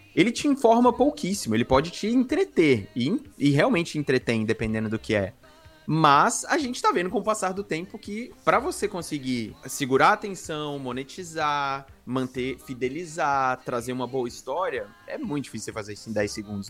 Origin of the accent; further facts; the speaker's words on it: Brasília, Federal District, Brazil; moved away as an adult; also born or lived in Maceió, Brazil / Curitiba, Brazil; now in Canada; eu nasci em Maceió, né, onde toda a minha família nasceu, basicamente. Mas eu fui criado em Brasília, meus pais se mudaram para lá quando eu era ainda muito novo, então eu fui criado lá.